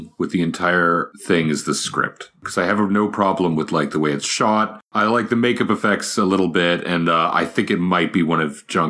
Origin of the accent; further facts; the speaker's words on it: Georgetown, Ontario, Canada; a couple scenes are shot in my hometown.